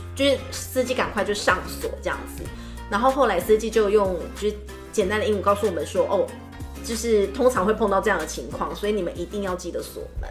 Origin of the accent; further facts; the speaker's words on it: Taiwan; 像是我们台湾人去那边